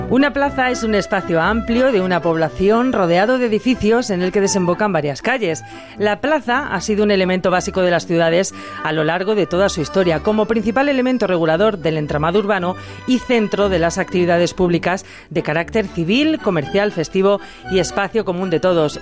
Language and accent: Spanish; Jaén, Andalusia, Spain; de mi tierra, en Jaén